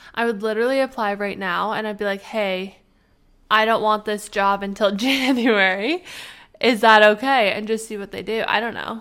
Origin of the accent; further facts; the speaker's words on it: Canada; moved away; we will be going to our homeland. The Canadians are going back.